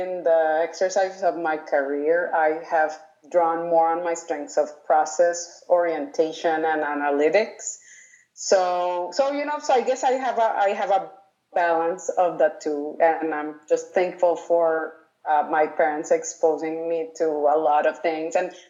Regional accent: Colombia; also born or lived in United States / Sweden; Well, I have lived in a lot of countries. I was born in the U.S. I grew up in Colombia, and I lived in Sweden.

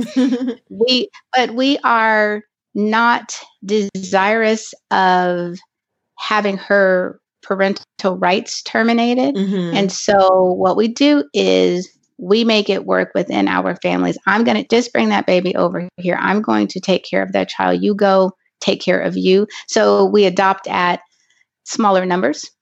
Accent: Los Angeles, California, United States; I am from Los Angeles, California

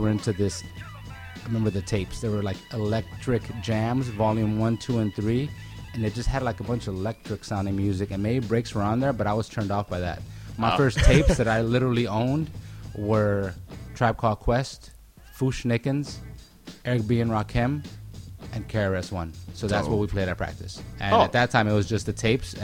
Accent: Pasadena, California, United States; also born or lived in Pico Rivera; I grew up in Pasadena

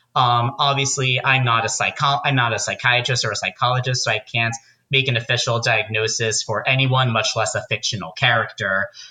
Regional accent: Pompton Plains, New Jersey, United States; moved away as an adult; also born or lived in Arizona; I grew up in Pompton Plains, New Jersey, about 45 minutes outside of New York.

